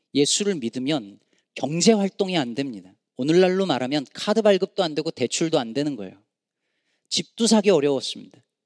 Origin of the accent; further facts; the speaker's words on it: South Korea; now in United States; 저희는 어릴 때 한국에서